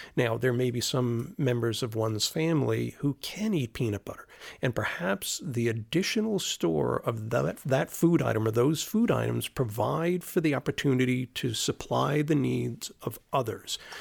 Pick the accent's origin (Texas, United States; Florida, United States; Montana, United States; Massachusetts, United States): Florida, United States; moved away; growing up in Florida